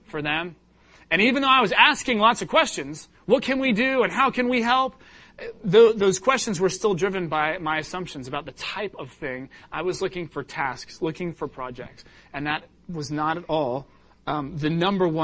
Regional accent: England, United Kingdom; moved away; I was born in England.

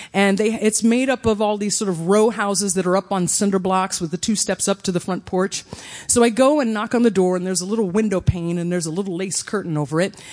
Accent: Evansville, Indiana, United States; my hometown of Evansville, Indiana

